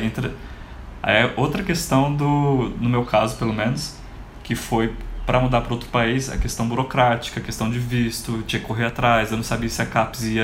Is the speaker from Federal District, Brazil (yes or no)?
yes; Brasília, Federal District, Brazil; como eu sou de Brasília, apesar de ter morado em vários outros cantos, a minha família é toda daqui.